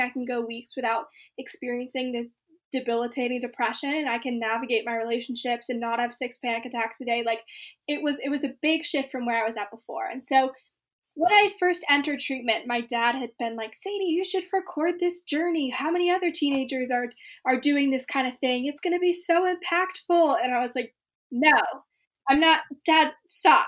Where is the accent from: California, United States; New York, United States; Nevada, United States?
California, United States; Bay Area; I'm from the Bay Area